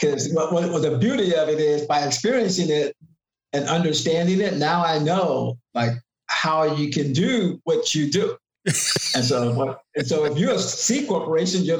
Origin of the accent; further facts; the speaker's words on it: Chicago, Illinois, United States; now in Sacramento, United States; where I'm from, that's all the way back from Chicago